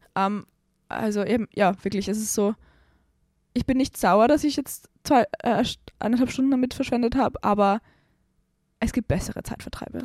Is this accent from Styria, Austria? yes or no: no; Salzburg, Austria; ich komme aus Salzburg, in meiner Heimatstadt Salzburg